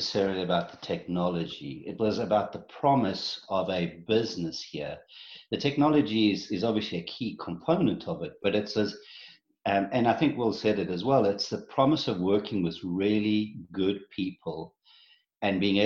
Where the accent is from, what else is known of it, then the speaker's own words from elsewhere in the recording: South Africa; moved away as an adult; also born or lived in New Jersey / Ohio; now in Columbus, United States; I was born and raised in South Africa, got married and had three kids in South Africa